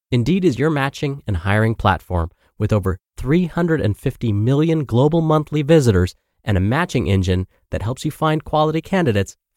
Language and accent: English; Louisiana, United States; now in New Jersey, United States; Meanwhile, I'm from Louisiana, and I'm living over here in New Jersey